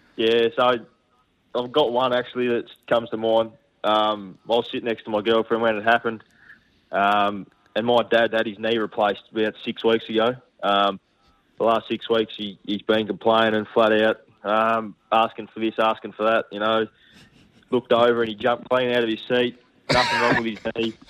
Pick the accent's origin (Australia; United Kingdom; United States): Australia; Tasmania; moved away as an adult; when you're growing up in Tassie